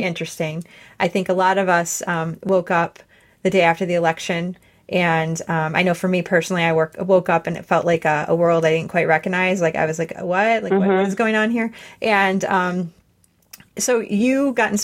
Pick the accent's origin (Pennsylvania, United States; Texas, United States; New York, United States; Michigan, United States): Michigan, United States; Detroit; now in Grand Rapids, United States; I was born in Detroit